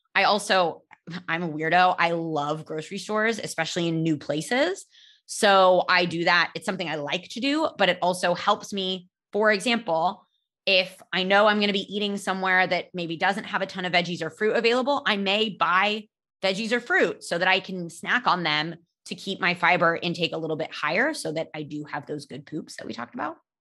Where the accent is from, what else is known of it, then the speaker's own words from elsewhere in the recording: California, United States; I grew up in California